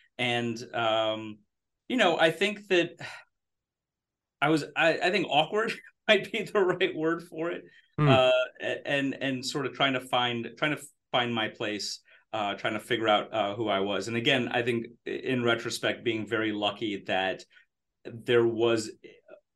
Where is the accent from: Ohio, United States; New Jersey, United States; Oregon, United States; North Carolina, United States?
New Jersey, United States; East Brunswick; also born or lived in Israel / Maryland; now in Texas, United States; I'd say I spent my formative years in New Jersey